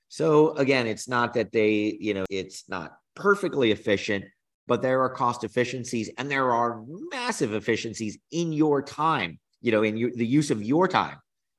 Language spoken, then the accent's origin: English; New Jersey, United States; also born or lived in North Carolina; so I grew up in New Jersey, North Carolina, always on the East Coast.